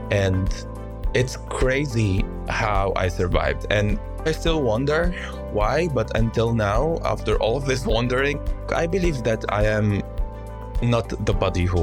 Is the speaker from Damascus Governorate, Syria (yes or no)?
yes; Yarmouk, Damascus Governorate, Syria; I had a beautiful childhood in this little refugee camp, and most of the people there were from Palestinian background, but officially they are stateless